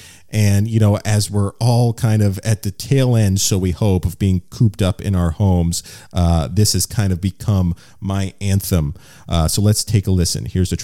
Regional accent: Miami, Florida, United States; my hometown of Miami, Florida.

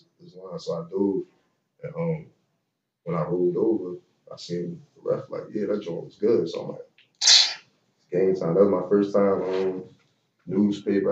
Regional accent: Philadelphia, Pennsylvania, United States; I'm from Uptown. I'm from Uptown, but I'm from West Philly too.

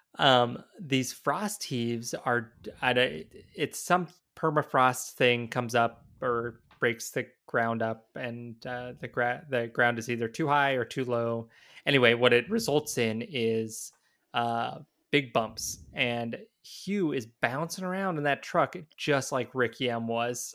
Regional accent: the South, United States; now in Minnesota, United States; growing up in the South

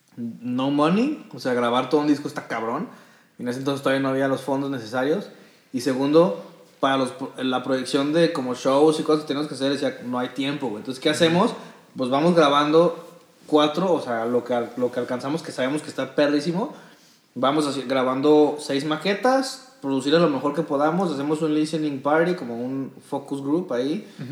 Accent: Guadalajara, Jalisco, Mexico; somos pues los tapatíos

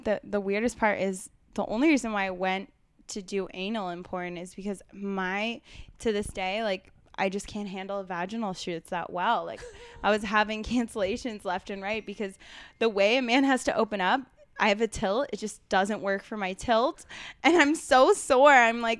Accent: West Chester, Pennsylvania, United States; I actually I grew up around outside of Philadelphia, Westchester, Pennsylvania, super Republican

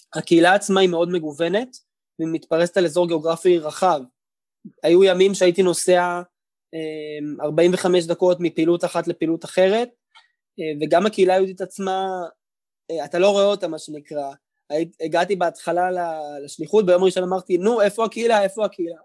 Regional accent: Tel Aviv, Tel Aviv District, Israel; also born or lived in Howard County, Maryland, United States; גדלתי בשדרות חן בתל אביב, על כיכר רבין

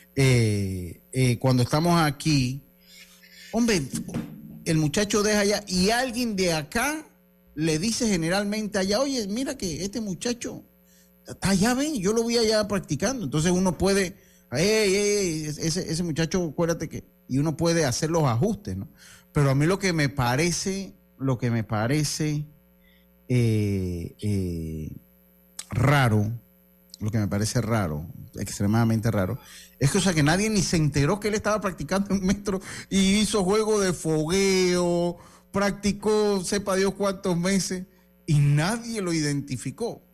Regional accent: Panama; como buenos panameños

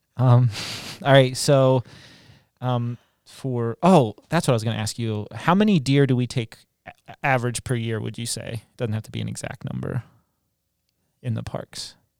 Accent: West Virginia, United States; moved away; I grew up in West Virginia, really close to Pennsylvania and Maryland

